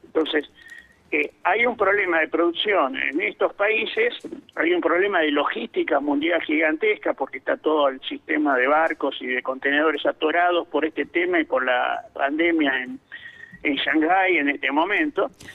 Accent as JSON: {"language": "Spanish", "country": "Argentina"}